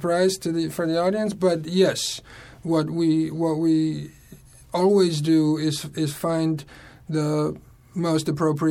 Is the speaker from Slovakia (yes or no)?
yes; Slovakia; moved away as an adult; also born or lived in Oklahoma; now in New York City, United States; I was born in Slovakia, and I came to America when I was 18 by myself